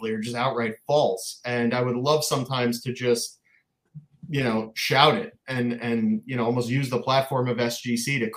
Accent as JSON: {"language": "English", "town": "Boca Raton", "region": "Florida", "country": "United States", "tie": "born or raised there", "also_born_or_lived": "Long Island, New York", "said": "there was no hobby in Boca Raton, Florida, where I grew up"}